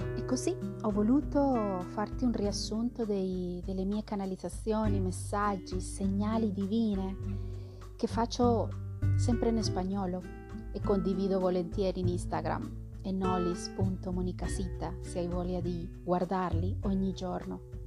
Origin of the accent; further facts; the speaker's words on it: central Colombia, Colombia; moved away; non, vengo esattamente dall'Amazzonia, vengo dal centro della Colombia